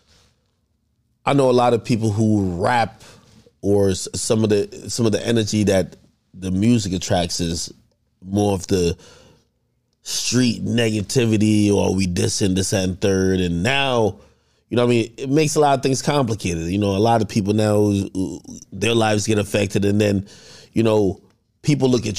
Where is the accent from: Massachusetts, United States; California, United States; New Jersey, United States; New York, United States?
New Jersey, United States; I'm from Jersey